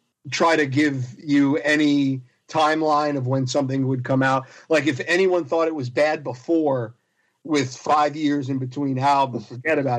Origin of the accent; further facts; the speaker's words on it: South Florida, United States; also born or lived in Long Island, New York / Poughkeepsie, New York; now in New Jersey, United States; I was born on Long Island, lived there until I was five, grew up in South Florida, which is where I consider really my home, because I spent most of my formative year, all of my formative years there